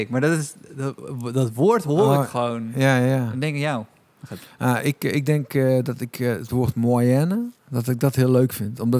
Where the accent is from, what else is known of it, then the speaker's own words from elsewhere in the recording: Tilburg, North Brabant, Netherlands; Ehm, maar eh, ik denk als Tilburger, de non de ju